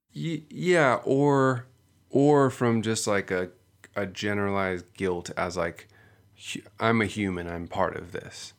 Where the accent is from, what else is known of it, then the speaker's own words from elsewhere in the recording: Seal Beach, California, United States; growing up here, growing up in Southern California, I grew up in Seal Beach